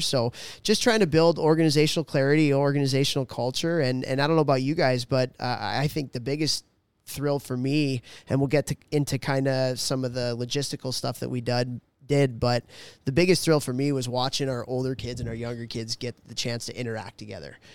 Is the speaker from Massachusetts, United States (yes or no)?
no; Chicago, Illinois, United States; growing up in Chicago